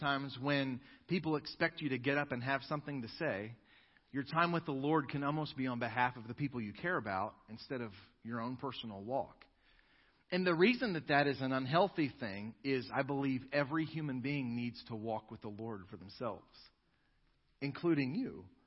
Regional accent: United States; as American Christians

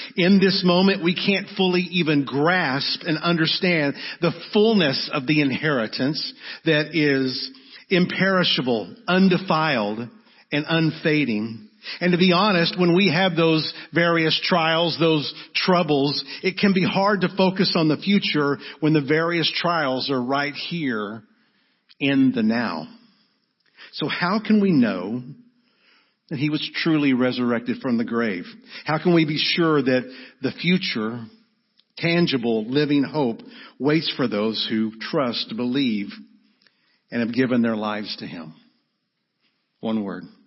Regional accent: Arlington, United States; We grew up in Arlington in a great church

